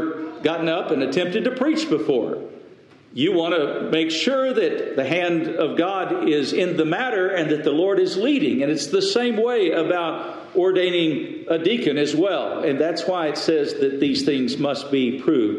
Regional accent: Lubbock, Texas, United States; the home church that I was in, that I grew up in Lubbock

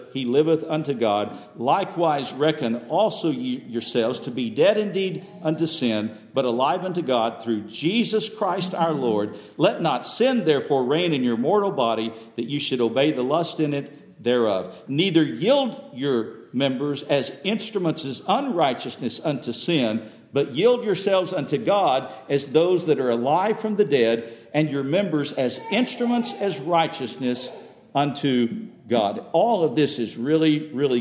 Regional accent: West Texas, United States; I grew up with in West Texas

